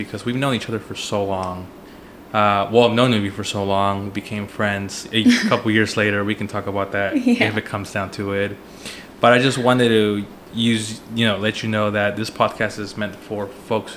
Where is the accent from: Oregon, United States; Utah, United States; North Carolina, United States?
Oregon, United States; Portland; we both grew up in Rockwood